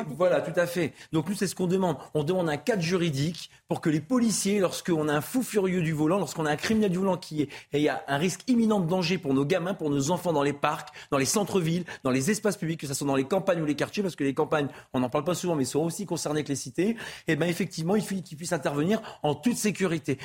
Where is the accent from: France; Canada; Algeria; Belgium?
France; J'ai toujours respecté les lois de mon pays. La France, c'est un magnifique pays